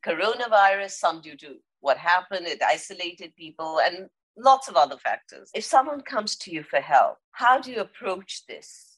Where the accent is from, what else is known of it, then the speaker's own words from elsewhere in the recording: India; I'm Indian and we've grown up with herbs and spices